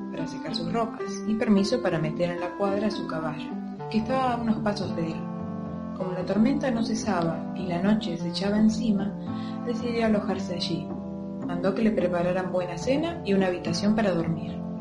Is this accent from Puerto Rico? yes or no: no; Buenos Aires, Argentina; soy de Capital Federal